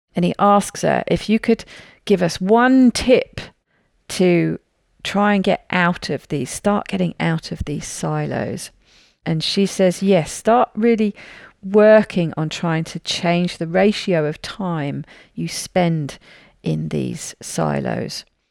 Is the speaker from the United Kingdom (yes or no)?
yes; United Kingdom; I'm a Brit